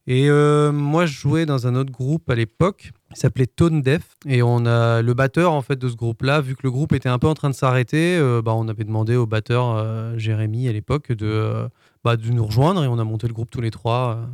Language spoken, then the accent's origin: French; Brest, Brittany, France; moved away as an adult; also born or lived in Le Mans; Je viens de Brest.